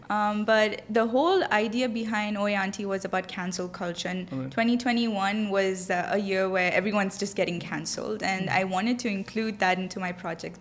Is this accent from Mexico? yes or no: no; Dubai, United Arab Emirates; I grew up here in Dubai. My whole life I've been here. So I, w- I was away from India, back home